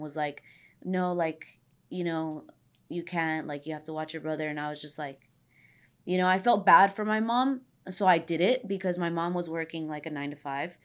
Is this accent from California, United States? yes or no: yes; Los Angeles, California, United States; I'm from the valley too. I'm from San Fernando Valley. I grew up everywhere. I was always, like, moving to different areas of the valley